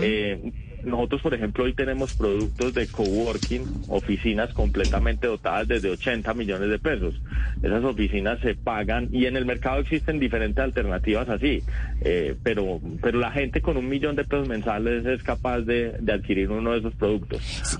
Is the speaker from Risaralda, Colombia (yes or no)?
no; Paisa, Antioquia, Colombia; se me nota que soy paisa